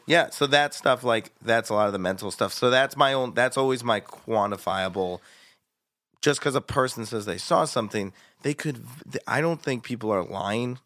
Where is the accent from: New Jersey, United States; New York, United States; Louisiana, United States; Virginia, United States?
Virginia, United States; I'm a Jew from Virginia